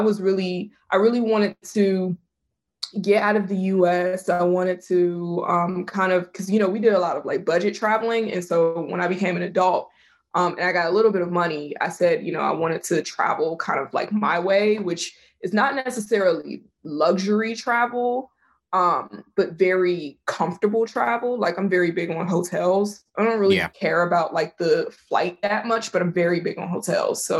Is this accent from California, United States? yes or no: no; Virginia, United States; I grew up in Virginia